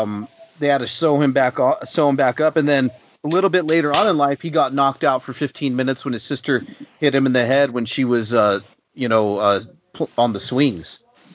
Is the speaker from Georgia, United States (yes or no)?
no; New Mexico, United States; I'm from New Mexico, we're all in the same, at one time, one tribe, probably some Apache blood mixed in there.